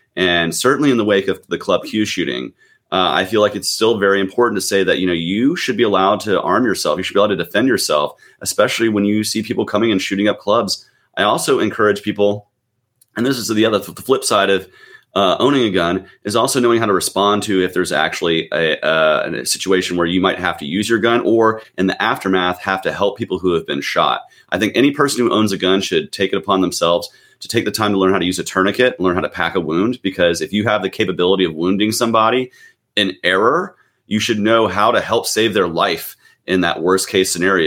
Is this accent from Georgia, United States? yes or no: yes; Gwinnett County, Georgia, United States; also born or lived in Nashville, Tennessee / Atlanta, Georgia; I grew up in Gwinnett County, which is a uh, suburban county, um, in the metro Atlanta area